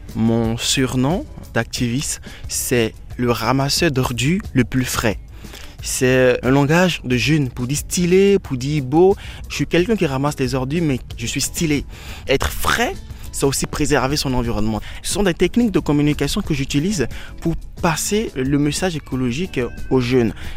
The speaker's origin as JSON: {"language": "French", "country": "Benin", "said": "chez moi au Bénin"}